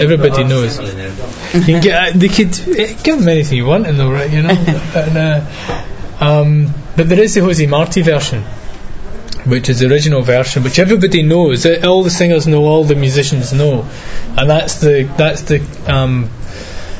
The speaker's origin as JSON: {"language": "English", "region": "Scotland", "country": "United Kingdom", "said": "So I was from Scotland"}